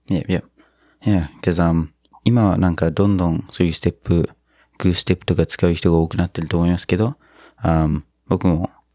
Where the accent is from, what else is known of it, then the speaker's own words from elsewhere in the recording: New Zealand; now in Japan; 僕の母国ニュージーランド